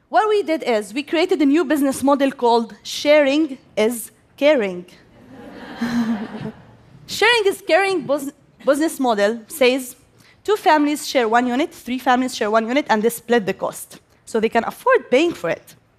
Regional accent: Gaza, Gaza Strip, Palestine; I am Palestinian and I am from Gaza. I grew up there and I still live there

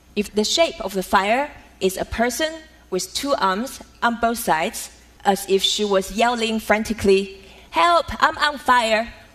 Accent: Taiwan; Growing up in Taiwan as a daughter of calligrapher

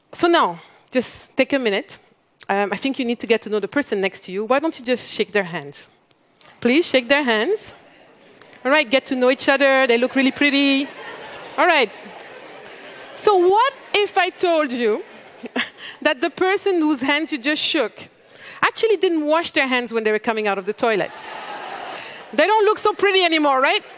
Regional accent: Mali; I come from Mali

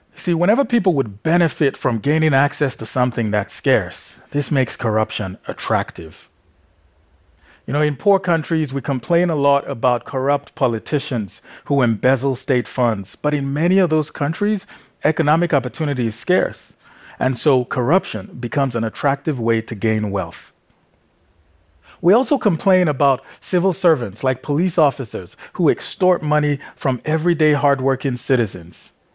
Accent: Nigeria; growing up in Nigeria

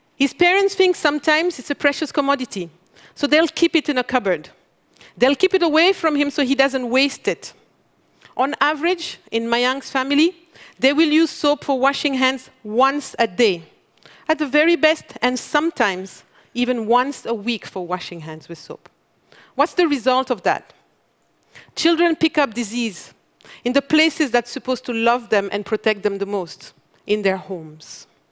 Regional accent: Mali; I come from Mali, one of the world's poorest country.

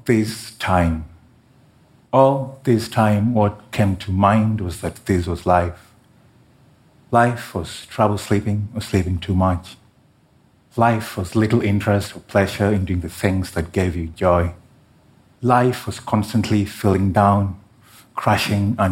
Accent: Kenya; my home country of Kenya

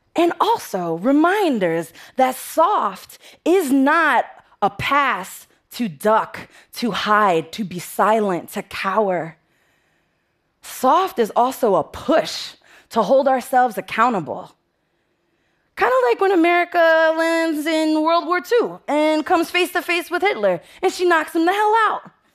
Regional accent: New York City, New York, United States; I'm from the Bronx, and the Bronx is tough

